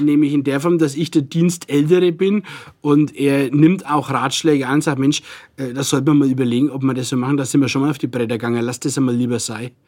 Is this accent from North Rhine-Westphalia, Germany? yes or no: no; Nuremberg, Bavaria, Germany; accent: Franconian; ich bin hier geboren und bin gern hier und rede auch so, wie ich es gelernt habe.